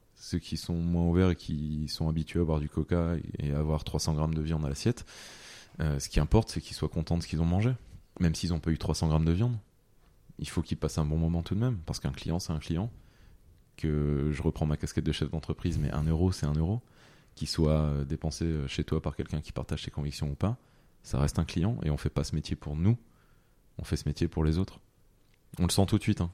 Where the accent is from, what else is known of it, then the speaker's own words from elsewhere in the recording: French Flanders, Hauts-de-France, France; j'ai toujours été fier de venir euh, de la Flandre